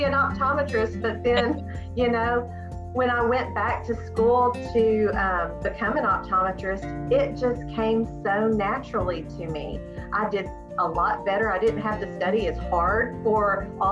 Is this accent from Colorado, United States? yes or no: no; Searcy, Arkansas, United States; moved away as an adult; also born or lived in Illinois; I am born and raised in Searcy, Arkansas.